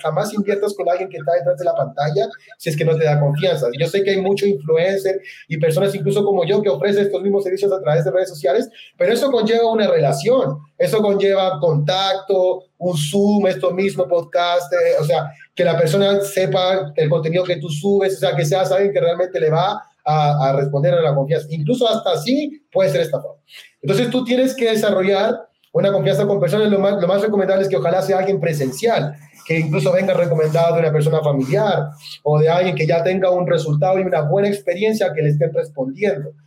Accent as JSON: {"language": "Spanish", "country": "Chile", "tie": "born or raised there", "also_born_or_lived": "Puerto Montt, Chile / central Chile", "moved": "as an adult", "lives_now": "Medellín, Colombia", "said": "yo soy chileno, tengo 36 años de edad. Soy nacido en la ciudad de Puerto Montt, en, Chile, es el sur de mi país"}